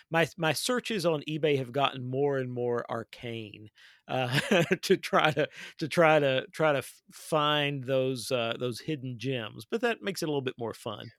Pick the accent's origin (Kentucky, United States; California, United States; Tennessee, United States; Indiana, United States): Kentucky, United States; my home state of Kentucky